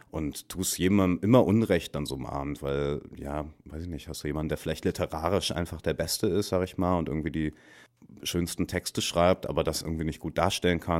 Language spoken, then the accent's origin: German; Dortmund, North Rhine-Westphalia, Germany; Auch Dortmund, meine Heimat, irgendwie auch das Ruhrgebiet, der, der Schlag Menschen, der dort haust.